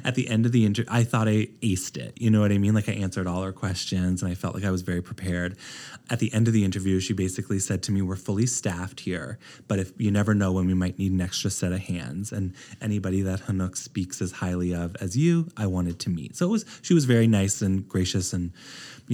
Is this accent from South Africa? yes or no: no; East Coast of Canada, Atlantic Canada, Canada; moved away as an adult; also born or lived in Halifax, Nova Scotia / Toronto; now in Los Angeles, United States; I'm from the East Coast of Canada